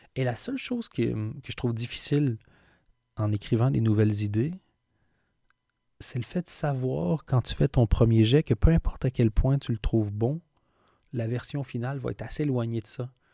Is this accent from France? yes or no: no; Belgium